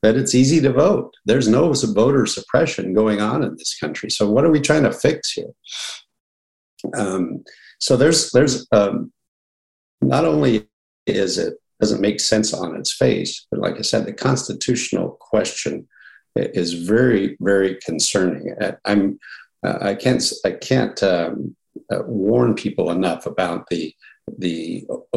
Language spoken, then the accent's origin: English; Washington, United States; Whenever I introduce myself and say I'm from Washington, of course, Washington State, I usually follow that up by saying not Seattle.